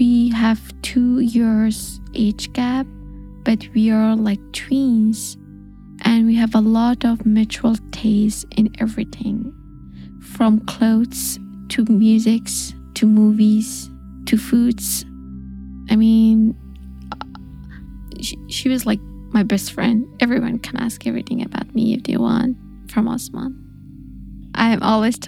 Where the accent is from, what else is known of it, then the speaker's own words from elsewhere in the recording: Afghanistan; English is a second language; moved away as an adult; I'm a journalist from Afghanistan, and in August of last year, I left